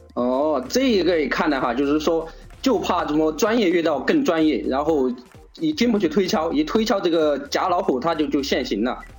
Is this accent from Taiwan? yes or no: no; China; 所以我们中国人很多